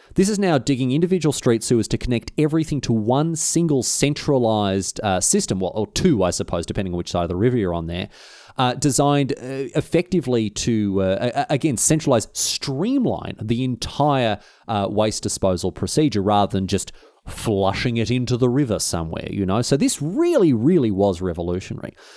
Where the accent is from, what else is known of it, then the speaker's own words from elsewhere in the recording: Australia; Even by my standards as an Australian, it was a hot one